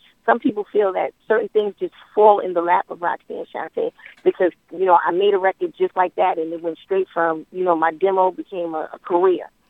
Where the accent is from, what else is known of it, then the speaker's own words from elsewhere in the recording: New York City, New York, United States; I'm from Queensbridge, so we got a little bit of everything. And I'm a native New Yorker